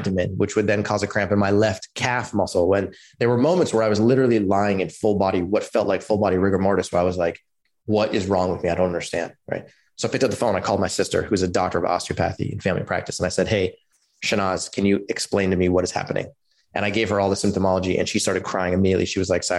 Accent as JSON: {"language": "English", "town": "Palo Alto", "region": "California", "country": "United States", "tie": "born or raised there", "said": "I grew up in Palo Alto in California"}